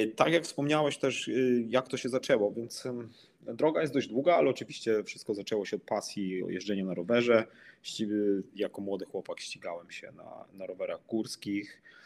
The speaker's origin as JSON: {"language": "Polish", "town": "Przemyśl", "region": "Subcarpathian Voivodeship", "country": "Poland", "said": "pochodzę z mojego miasta, z Przemyśla, z Polski"}